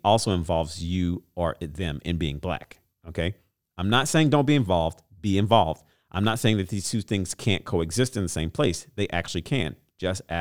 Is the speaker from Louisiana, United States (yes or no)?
yes; Louisiana, United States; Shout out to my home state